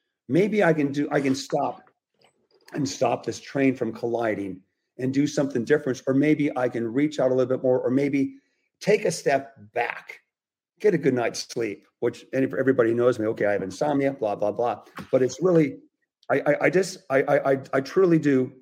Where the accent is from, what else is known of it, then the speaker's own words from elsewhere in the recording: California, United States; being a Californian